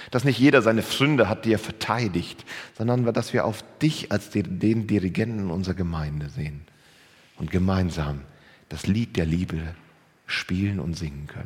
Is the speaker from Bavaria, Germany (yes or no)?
no; Lower Saxony, Germany; Ja, als Ostfriese ist man Hamburg jetzt nicht unbedingt so nah.